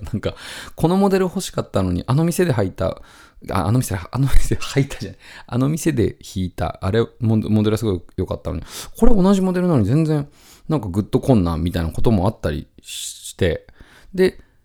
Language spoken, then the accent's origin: Japanese; near Mount Daisen, Tottori, Japan; 僕の実家の僕の部屋だった部屋から2階なんですけど、その実家の部屋から、あの、大山っていうね、山、あの、スキー場なんかもあったりする山なんですけど、それが、あの、見えるんですよ